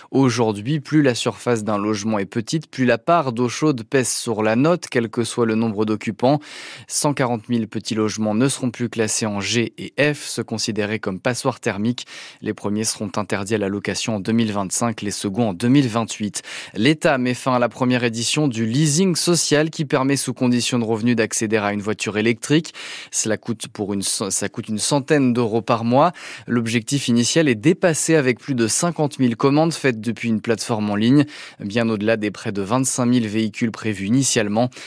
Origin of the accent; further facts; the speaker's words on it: Belgium; je viens de Belgique